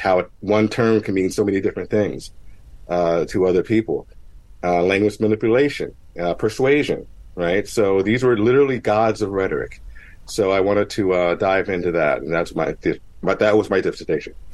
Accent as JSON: {"language": "English", "town": "Mount Holly", "region": "New Jersey", "country": "United States", "tie": "born or raised there", "said": "I grew up in Mount Holly, New Jersey."}